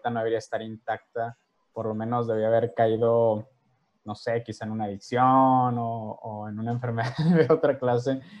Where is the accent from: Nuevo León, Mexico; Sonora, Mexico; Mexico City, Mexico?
Sonora, Mexico; Ciudad Obregón; also born or lived in Tijuana; Em, soy originario de Tijuana, Baja California, criado en la ciudad de Obregón, Sonora, durante siete años. De ahí, pues, básicamente mi vida ha sido ah, muy nómada, ¿no?